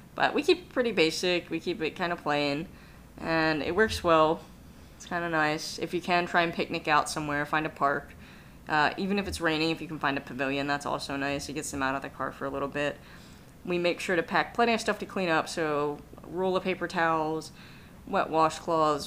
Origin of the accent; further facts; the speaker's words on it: East Coast, United States; moved away; I'm originally from the East Coast